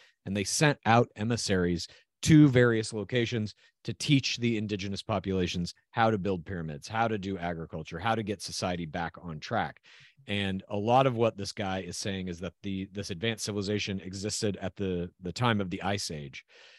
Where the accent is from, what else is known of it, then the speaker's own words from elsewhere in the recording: New York, United States; And part of the pride of being a New Yorker is I can not only withstand the harshness, I contribute to it and I thrive on it.